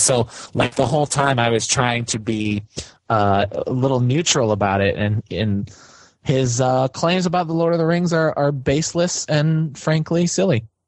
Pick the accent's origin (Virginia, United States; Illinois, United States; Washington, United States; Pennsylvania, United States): Illinois, United States; Chicago; growing up in Chicago